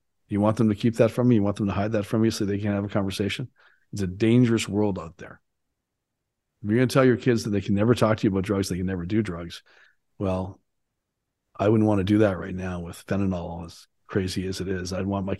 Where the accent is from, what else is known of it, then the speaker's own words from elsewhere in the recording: Canada; for me, it was 18 because I grew up in Canada